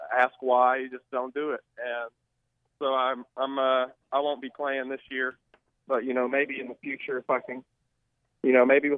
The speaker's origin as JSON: {"language": "English", "town": "Little Rock", "region": "Arkansas", "country": "United States", "tie": "born or raised there", "moved": "as an adult", "lives_now": "Fayetteville, United States", "said": "born and raised in Little Rock."}